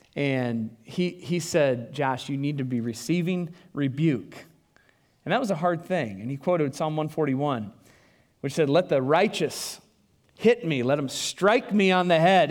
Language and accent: English; United States; also born or lived in Des Moines, Iowa; I'm white. I'm an American